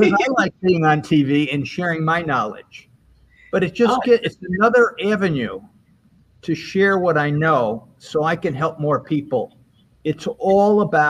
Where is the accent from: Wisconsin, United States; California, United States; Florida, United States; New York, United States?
New York, United States; Albany; moved away as an adult; I was from Albany, but I left to go to school for many, many years